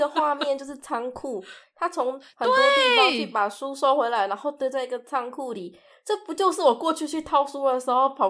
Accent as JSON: {"language": "Chinese", "country": "Taiwan", "said": "身为台湾在地的作品，啊、身为台湾人看台湾在地的作品"}